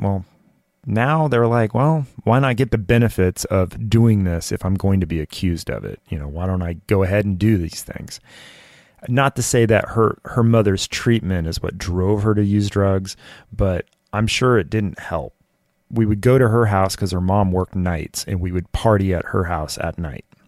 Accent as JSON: {"language": "English", "region": "Southern California", "country": "United States", "tie": "born or raised there", "said": "I grew up in Southern California"}